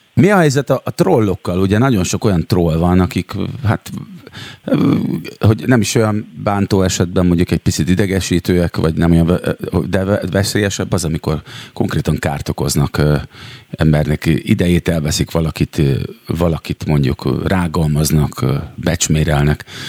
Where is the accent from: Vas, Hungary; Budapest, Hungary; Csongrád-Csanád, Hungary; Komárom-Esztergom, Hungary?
Csongrád-Csanád, Hungary; Szeged; én magam is szegedi vagyok, és gyerekkoromban egyébként nagyon sokat jártunk kirándulni az ásotthalmi erdőkbe